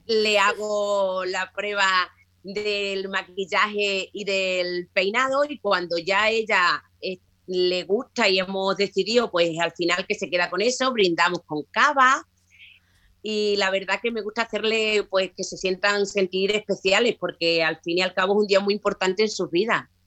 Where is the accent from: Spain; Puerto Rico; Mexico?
Spain; Higuera la Real, Extremadura; mi pueblo natal, Higuera la Real, es un pueblo al sur de Extremadura